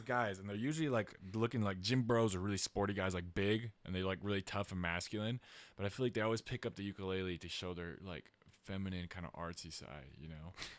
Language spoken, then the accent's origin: English; Utah, United States; I grew up in Utah